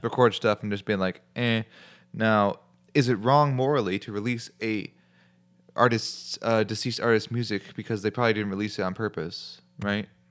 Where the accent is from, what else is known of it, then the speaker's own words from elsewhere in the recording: Chicago, Illinois, United States; I'm from Chicago